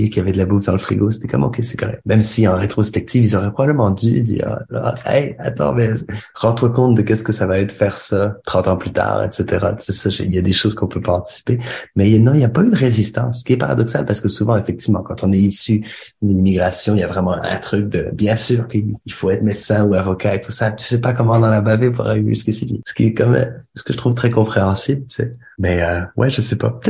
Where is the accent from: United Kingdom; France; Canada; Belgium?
Canada; also born or lived in Algeria; même si je suis né en Algérie et que j'ai grandi au Canada, ma mère est française du Loir-et-Cher, de Candé-sur-Beuvron.